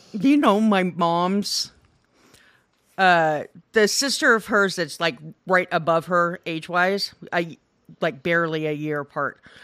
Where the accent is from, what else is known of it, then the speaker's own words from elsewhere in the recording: Hawarden, Iowa, United States; I was born in Haywarden, which is more north